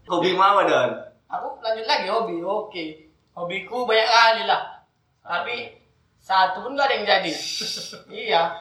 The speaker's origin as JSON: {"language": "Indonesian", "town": "Bandar Pulau", "region": "North Sumatra", "country": "Indonesia", "tie": "born or raised there", "said": "Aku asli Asahan kalau kalian tahu Bandar Pulau desanya di peta aku jamin nggak ada."}